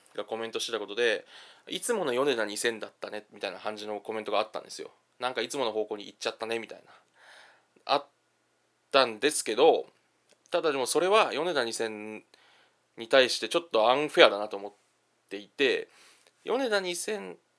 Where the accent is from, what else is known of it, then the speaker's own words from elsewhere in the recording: Kanto, Japan; now in Kansai, Japan; 私関東出身なんでね